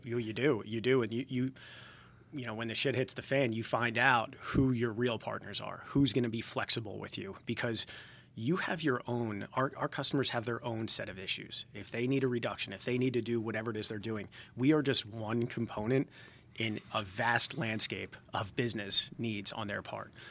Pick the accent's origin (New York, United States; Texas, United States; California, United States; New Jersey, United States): New Jersey, United States; Jersey Shore; moved away as an adult; now in Georgia, United States; I grew up on the Jersey Shore